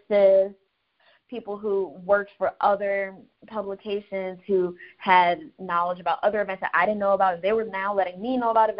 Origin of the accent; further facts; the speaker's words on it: Orlando, Florida, United States; also born or lived in Tallahassee; I moved back home to Orlando. I'm originally from Orlando, so I was living with my parents